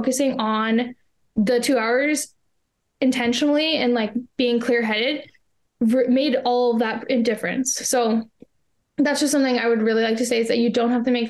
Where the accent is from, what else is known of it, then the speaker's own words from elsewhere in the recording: Canada; I am from Canada